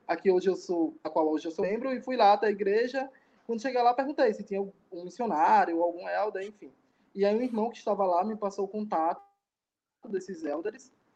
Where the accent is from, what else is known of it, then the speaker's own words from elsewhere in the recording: Aracaju, Sergipe, Brazil; sou de Aracaju, Sergipe.